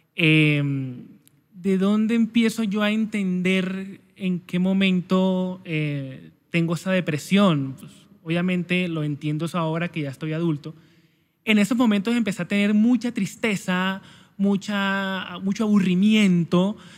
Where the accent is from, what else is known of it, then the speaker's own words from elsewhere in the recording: Santa Marta, Magdalena, Colombia; soy natural de Santa Marta Magdalena, costeño